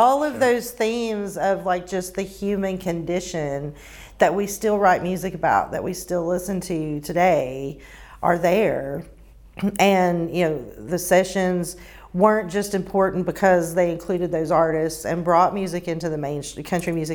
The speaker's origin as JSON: {"language": "English", "town": "Bristol", "country": "United States", "said": "I'm from Bristol originally"}